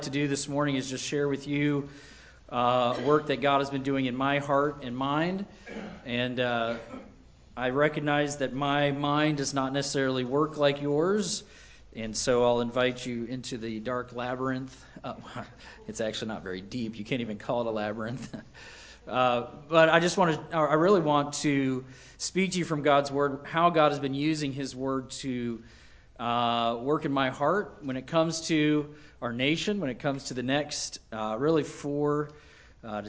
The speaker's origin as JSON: {"language": "English", "country": "United States", "said": "as an American"}